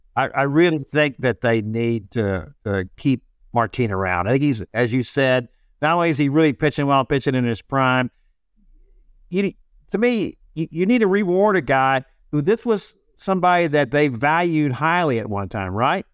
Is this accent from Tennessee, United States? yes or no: no; Houston, Texas, United States; I grew up in Houston with the Astros